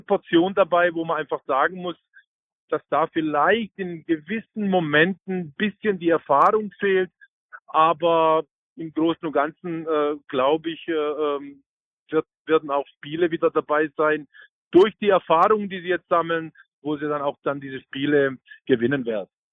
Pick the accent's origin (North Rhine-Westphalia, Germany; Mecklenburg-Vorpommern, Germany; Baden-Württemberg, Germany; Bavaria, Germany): Baden-Württemberg, Germany; Heilbronn; moved away as an adult; ich komme aus Heilbronn